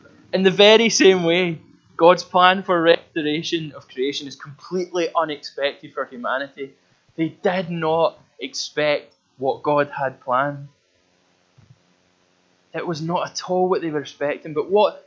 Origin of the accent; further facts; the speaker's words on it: Glasgow, Scotland, United Kingdom; I come from a part of Glasgow that's outside the West End of Glasgow, not the posh part of West End, but like the wild West End of Glasgow when you go beyond it